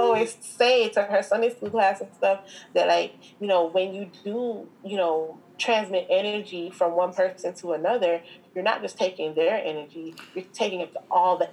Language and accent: English; Jamaica; I'm real Jamaican.